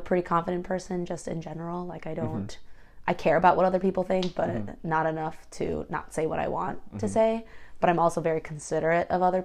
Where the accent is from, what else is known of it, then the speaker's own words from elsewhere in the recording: United States; I'm more American than I am Korean